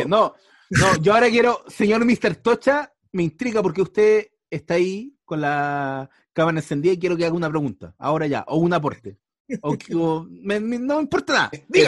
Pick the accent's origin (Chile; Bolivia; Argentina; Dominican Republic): Chile; uno, chileno, marcado generalmente por la Iglesia Católica o, y por todo lo que nos marca generalmente este país